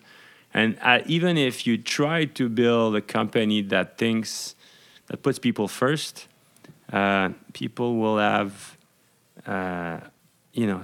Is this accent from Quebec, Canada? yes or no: yes; Montreal, Quebec, Canada; also born or lived in Laval; I was born in Montreal